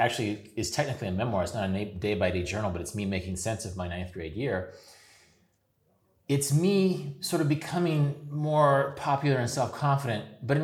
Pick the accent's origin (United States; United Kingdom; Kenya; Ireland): United States; Wichita, Kansas; my hometown, not far from Oklahoma